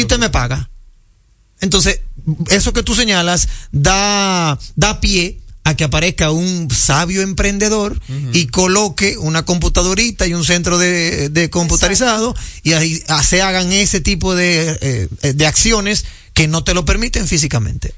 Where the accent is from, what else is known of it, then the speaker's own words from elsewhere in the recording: Dominican Republic; somos dominicanos